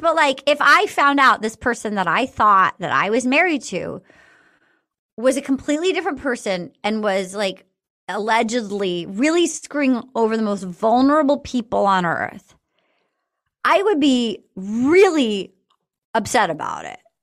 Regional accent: East Coast, United States; I grew up on the East Coast

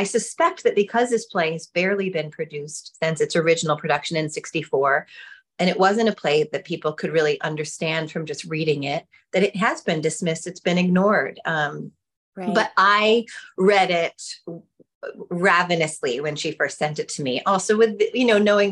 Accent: New York City, New York, United States; My mother wasn't Jewish, but we grew up in New York City

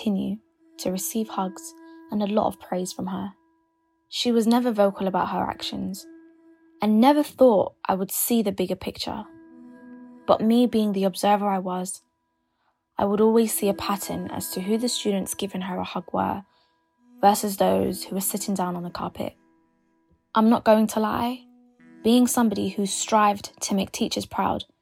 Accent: London, United Kingdom; I'm a YouTuber from London

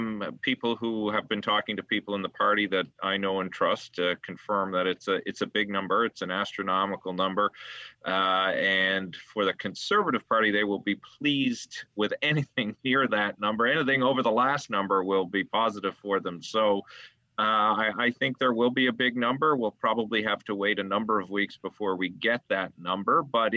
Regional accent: Newfoundland and Labrador, Canada; Alan, I'm from Newfoundland, and I don't even eat fish.

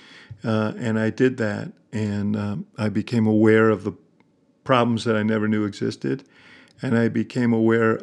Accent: New York, United States; moved away as an adult; now in Chicago, United States; I grew up in New York.

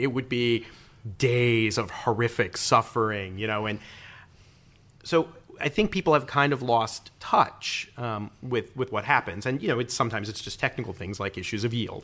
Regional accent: Peoria, Illinois, United States; moved away as an adult; also born or lived in Washington; I grew up near Peoria, Illinois

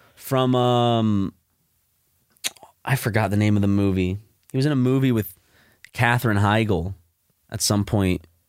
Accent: Columbia, South Carolina, United States; now in Los Angeles, United States; Columbia, my home t, like, my hometown where I was bo-, where I was born

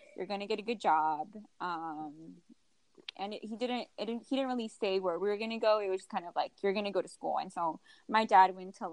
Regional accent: McAllen, Texas, United States; also born or lived in Houston, Texas; I grew up in McAllen, Texas

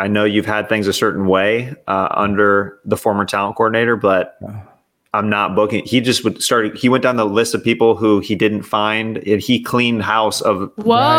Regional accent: Kansas City, United States; I'm from Kansas City

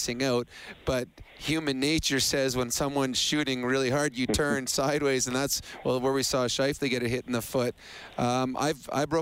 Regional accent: Edmonton, Alberta, Canada; I'm from Edmonton too

